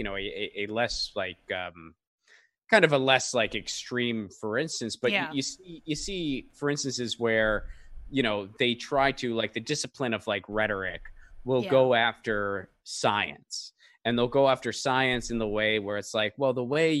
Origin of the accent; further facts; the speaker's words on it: Northeast, United States; I grew up in the Northeast in an Italian-American family